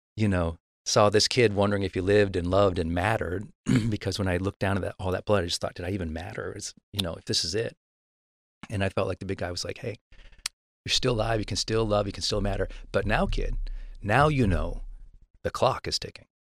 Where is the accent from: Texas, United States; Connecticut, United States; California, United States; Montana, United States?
Montana, United States; I'm from Montana.